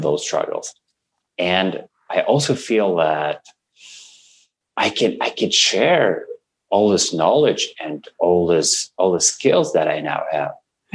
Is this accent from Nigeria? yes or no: no; Russia; English is a second language; moved away as an adult; now in Canada; I come from Russia I'm 38 now and for 36 years I lived in Russia